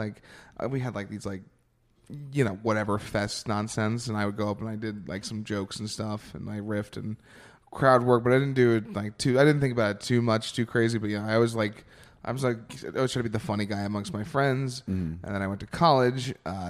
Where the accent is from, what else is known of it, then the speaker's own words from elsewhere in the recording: New York, United States; I'm a New Yorker.